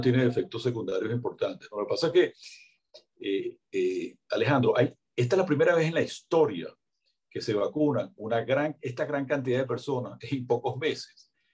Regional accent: Venezuela; como estamos nosotros en Venezuela

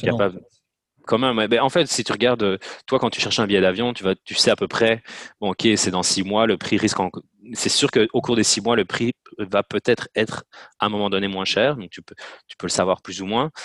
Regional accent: Namur province, Wallonia, Belgium; moved away as an adult; also born or lived in Louvain-la-Neuve; now in Montreal, Canada; Je viens de Belgique, de la petite ville de Borin dans la province de Namur.

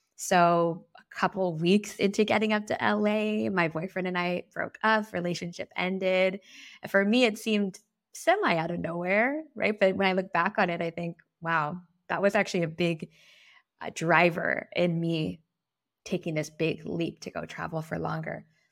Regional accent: Guam; moved away as an adult; also born or lived in San Diego / San Francisco / Amsterdam; I was raised on Guam. I moved to San Diego for college

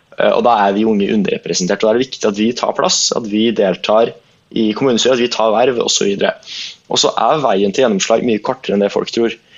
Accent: Fredrikstad, Østfold, Norway; jeg kommer fra Fredrikstad

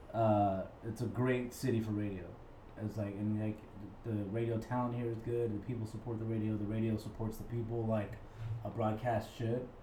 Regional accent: Albuquerque, New Mexico, United States; now in San Antonio, United States; I'm from Albuquerque, New Mexico originally, where we have Mexican American culture mixed in with like Native American culture

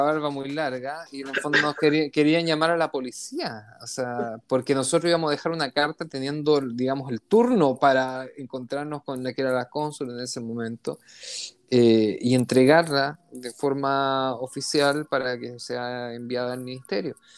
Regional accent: Chile; now in Israel; nosotros como chilenos israelíes

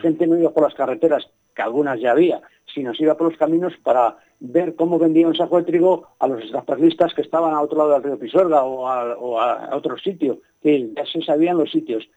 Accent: Padilla de Abajo, Castile and León, Spain; mi pueblo

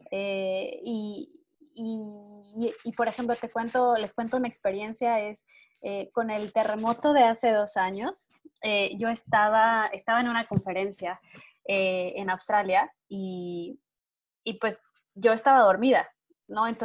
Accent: Mexico; algo que creo que como mexicanos nosotros aportamos a nuestros laboratorios donde trabajamos y es el ingenio mexicano.

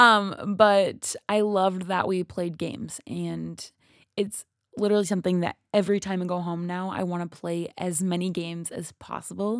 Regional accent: Minnesota, United States; I'm from Minnesota

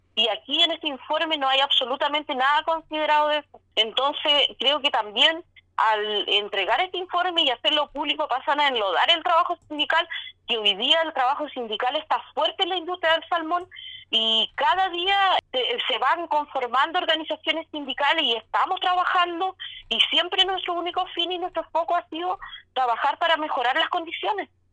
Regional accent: Chile; como chilenos

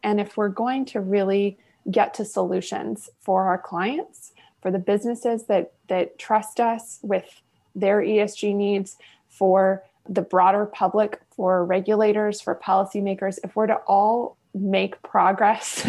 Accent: Houston, Texas, United States; also born or lived in Washington, D.C.; born and raised in Houston. I'm a native Houstonian

